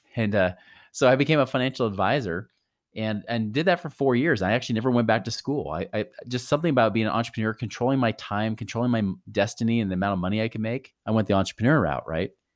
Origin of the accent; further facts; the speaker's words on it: near Portland, Oregon, United States; I grew up near Portland, Oregon